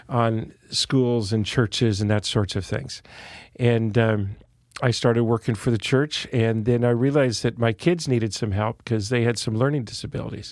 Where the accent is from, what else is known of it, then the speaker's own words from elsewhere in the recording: Santa Cruz, California, United States; I was born in Santa Cruz, California, the original hippieville of California.